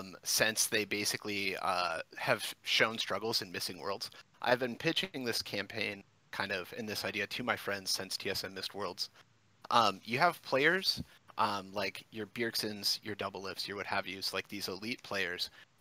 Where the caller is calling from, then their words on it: Flint, Michigan, United States; Flint, Michigan, my man.